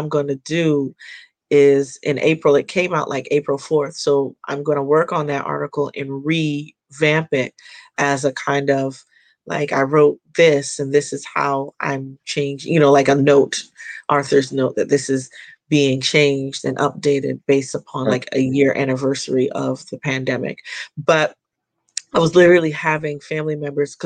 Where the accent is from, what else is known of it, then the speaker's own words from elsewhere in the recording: Jamaica; I'm Jamaican